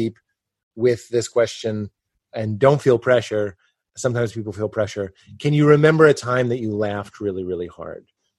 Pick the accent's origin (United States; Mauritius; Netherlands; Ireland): United States; Boston, Massachusetts; I'm from fucking Boston.